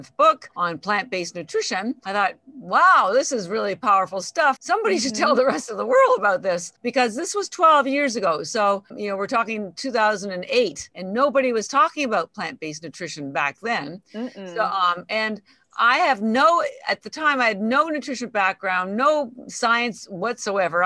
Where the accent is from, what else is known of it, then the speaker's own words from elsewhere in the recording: Canada; moved away as an adult; now in Boston, United States; I'm actually Canadian, but I have lived in Boston for 33 years, a long time